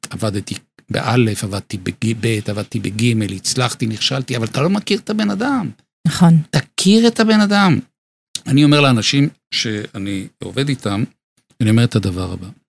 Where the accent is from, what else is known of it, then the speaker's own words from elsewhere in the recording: Bnei Brak, Tel Aviv District, Israel; נולדתי בבני ברק.